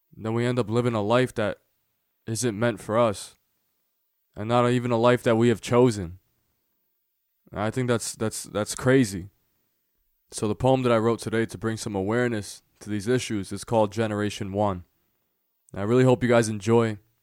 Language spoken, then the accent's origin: English; United States; i was born in america